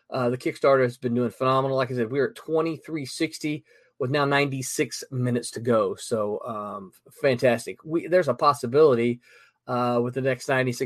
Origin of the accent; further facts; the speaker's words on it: Mississippi, United States; What's up, Mississippi? My home state